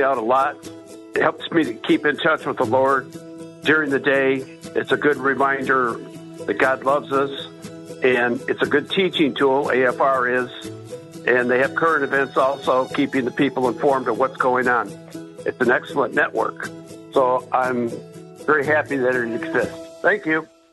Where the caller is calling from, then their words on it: Humboldt, Texas, United States; I'm calling from Humboldt, Texas